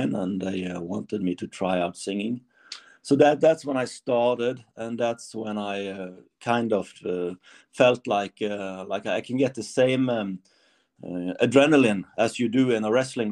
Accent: Norway; it's not Germany, it's Norway

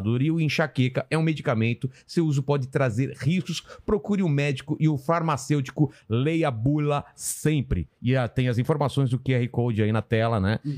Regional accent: Penápolis, São Paulo, Brazil; born there; Eu nasci em Penápolis.

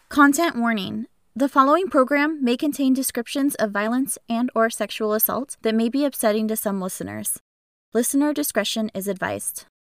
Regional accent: Pacific Northwest, United States; I was born and raised in the Pacific Northwest

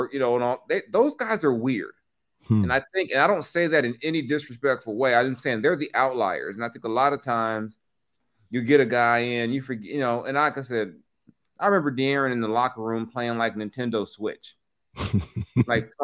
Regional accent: Texas, United States; I was from Texas

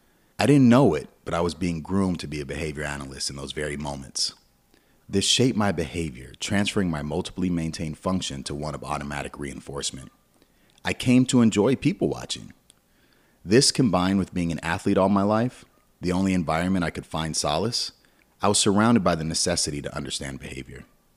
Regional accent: Los Angeles, California, United States; You see, I grew up in the Los Angeles area

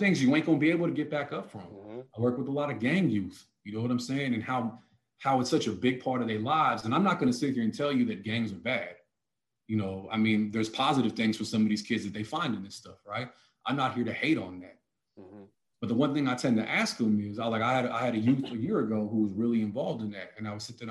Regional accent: the Bay Area, California, United States; We're from the Bay

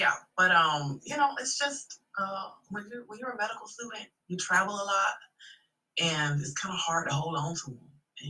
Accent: Florida, United States

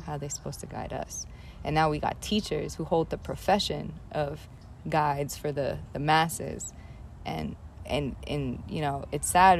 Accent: New York City, New York, United States; I grew up in the South Bronx in the projects of the South Bronx to a single mom Puerto Rican family

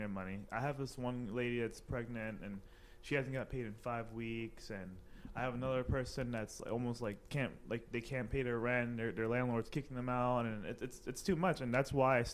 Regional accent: Trinidad & Tobago; my background is Caribbean. I'm from Trinidad.

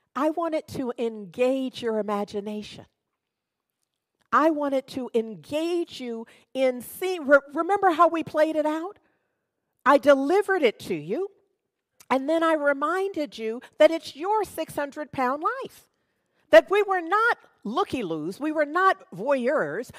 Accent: United States; I'm American. born, raised, have lived here all my life.

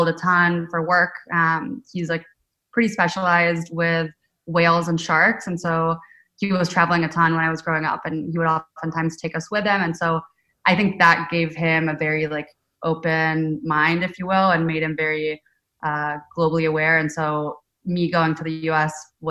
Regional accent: Rome, Lazio, Italy; moved away as an adult; also born or lived in San Diego, United States / Boston, United States / New York, United States; now in United States; I grew up in Rome, so the capital. Really grew up there up until I was 18

